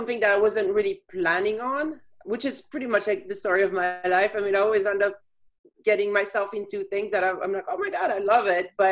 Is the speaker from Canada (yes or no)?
no; France; moved away as an adult; now in Chicago, United States; I was born and raised in France and moved to Chicago in 1998 after having lived in several countries.